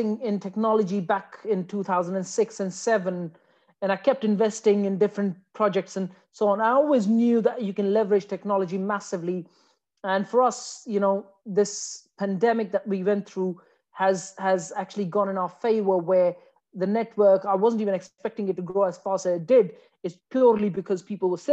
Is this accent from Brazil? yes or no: no; Afghanistan; moved away as an adult; now in United Kingdom; I came from Afghanistan